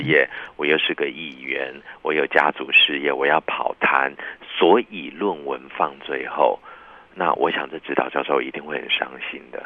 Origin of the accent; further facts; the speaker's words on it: Taiwan; also born or lived in Japan; 这个台湾来的嘛